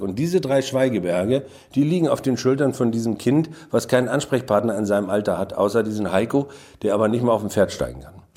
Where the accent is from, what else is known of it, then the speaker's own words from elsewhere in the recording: Mecklenburg-Vorpommern, Germany; weil man falsch platt spricht als Mecklenburger